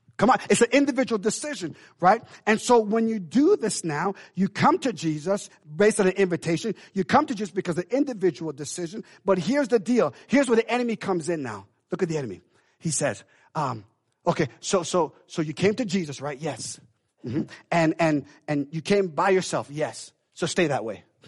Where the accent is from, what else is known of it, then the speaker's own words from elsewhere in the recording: Jamaica; now in United States; we Jamaican in, in, in blood.